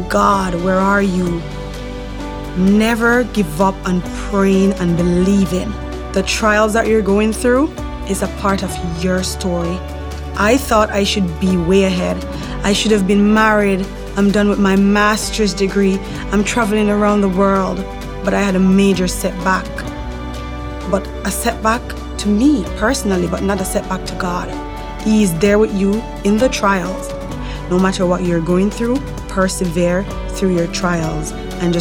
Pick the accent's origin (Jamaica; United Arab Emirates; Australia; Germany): Jamaica; moved away as an adult; now in Canada; I grew up in Jamaica in a big household with my mom.